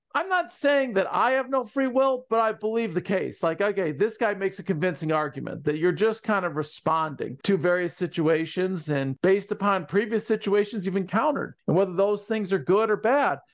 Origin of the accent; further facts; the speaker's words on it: Ann Arbor, Michigan, United States; also born or lived in Columbus, Ohio / Marion, Ohio; my life growing up in Ann Arbor